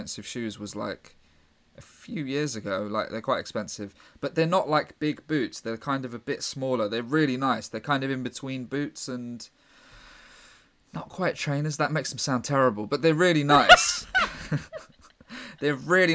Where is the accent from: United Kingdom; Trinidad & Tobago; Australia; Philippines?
United Kingdom; London; I'm from London